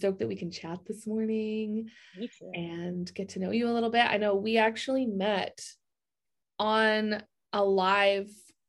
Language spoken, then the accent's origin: English; Vancouver, British Columbia, Canada; you're like, oh, I'm also from Vancouver.